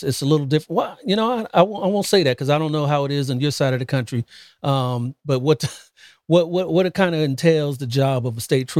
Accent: Columbus, Ohio, United States; moved away; I'm originally from Columbus.

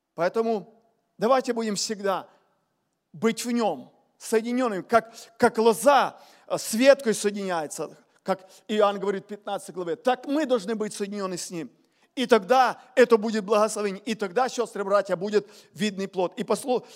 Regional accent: Ukraine; я с Украины говорю

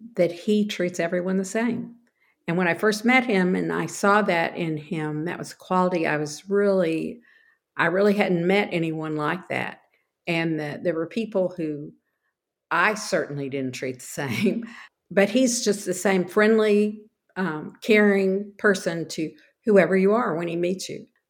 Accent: Texas, United States; I am from Texas originally

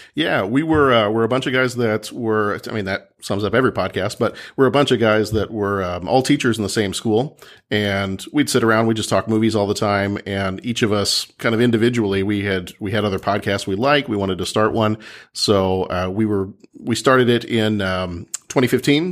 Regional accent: Texas, United States; moved away; my family lives down in Texas, and, and I'm from Texas originally

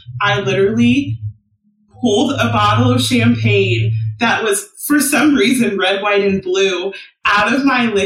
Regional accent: San Diego, California, United States; now in Philadelphia, United States; I'm from San Diego

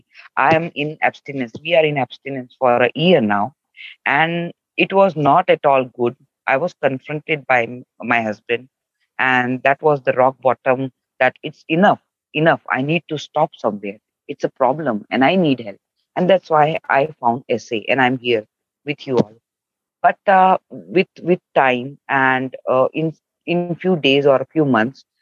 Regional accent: India; from India

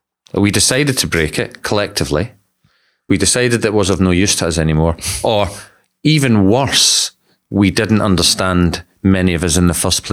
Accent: Scotland, United Kingdom; And so I'm from Scotland, and not a lot of people appreciate that because my accent is so homogenous now.

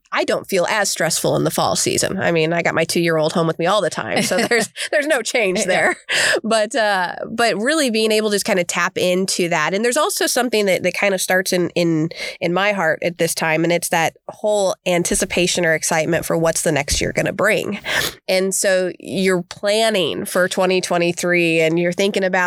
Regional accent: Arizona, United States; moved away; growing up in Arizona

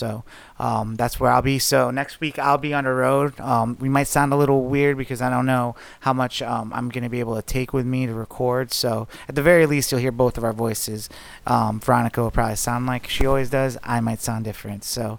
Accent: Lake George, New York, United States; moved away; Well, I'll be flying out to Lake George, my hometown, in upstate New York for a week.

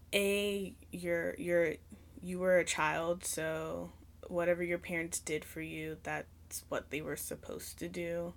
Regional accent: New York, United States; moved away; also born or lived in Virginia; I'm from New York originally, so I just lived in a lot of apartments. I never lived in a house until we moved to Virginia

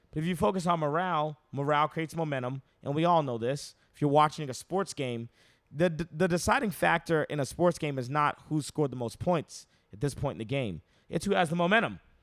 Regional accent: United States; I'm very American

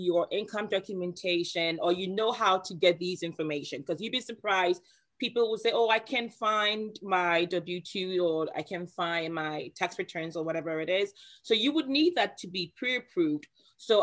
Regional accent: Ghana; moved away; I'm originally from Ghana, West Africa

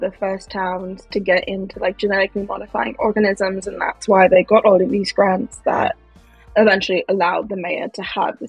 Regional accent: East Coast, United States; also born or lived in United Kingdom; I grew up on the East Coast.

